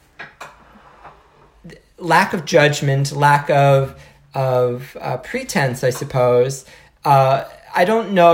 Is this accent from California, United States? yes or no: no; New Jersey, United States; growing up in New Jersey and, you know, being so close to New York City